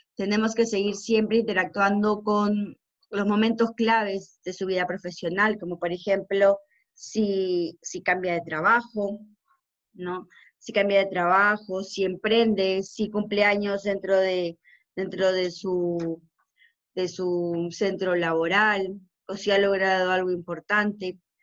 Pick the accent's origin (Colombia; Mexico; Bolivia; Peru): Peru; somos los únicos peruanos, en este modelo de negocio